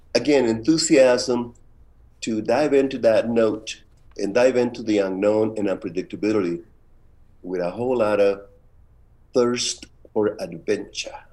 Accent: Tijuana, Baja California, Mexico; moved away; also born or lived in San Francisco, United States; since I grew up in Tijuana

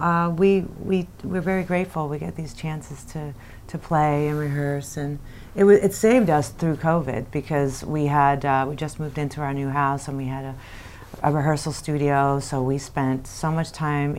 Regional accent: New York, United States; moved away; I'm from New York. All my family's here

